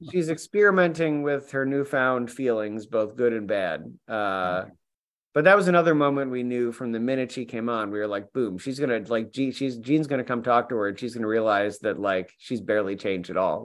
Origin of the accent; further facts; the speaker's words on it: New York, United States; I'm from New York